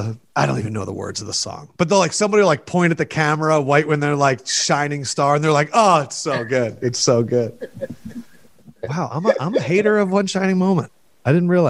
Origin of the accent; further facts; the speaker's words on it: Philadelphia, Pennsylvania, United States; I grew up in Philadelphia